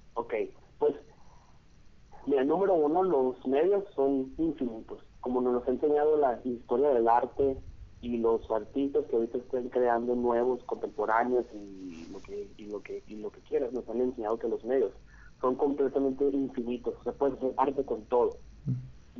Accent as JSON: {"language": "Spanish", "town": "Hermosillo", "region": "Sonora", "country": "Mexico", "said": "soy aquí de Hermosillo, Sonora"}